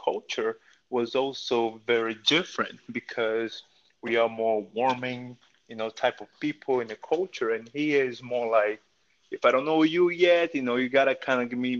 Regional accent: Brazil; English is a second language; now in United States; You know, as a third world country, you know how it goes, right? It's a little difficult, you know. You kind of, you know, struggle with a lot of things. You know, here in America, we take for granted, right? We call like AC, you know. We come from a tropical c

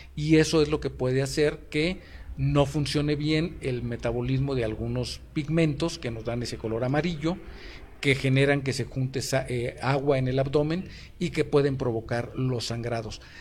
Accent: Mexico

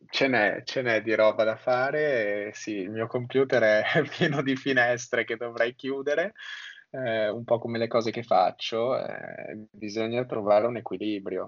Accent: Milan, Lombardy, Italy; sono milanese

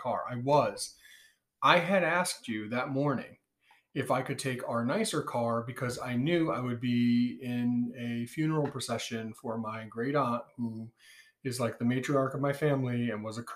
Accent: Meriden, Connecticut, United States; We grew up going to the same place to feed the ducks with our families, Hubbard Park

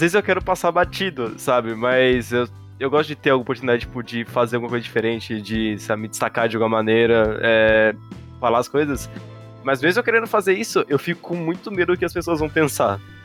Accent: Brazil; como brasileiro

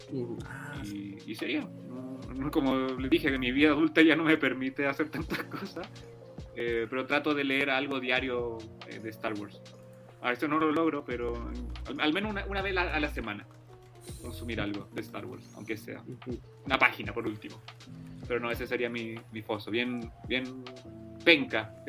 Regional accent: Chile; Soy, chileno.

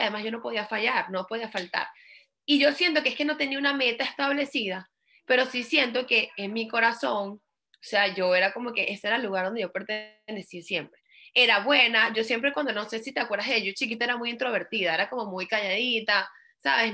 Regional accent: Venezuela; moved away as an adult; now in United States; en Venezuela como yo crecí

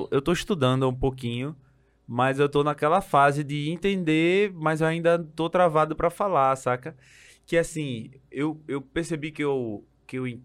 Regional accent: Bahia, Brazil; now in Germany; sou baiana, caralho!

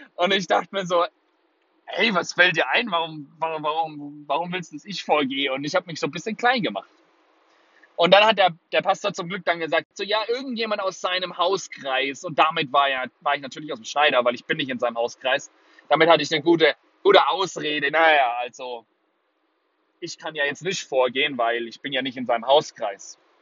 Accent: Würzburg, Bavaria, Germany; also born or lived in Singapore; Würzburg, meine Heimatstadt

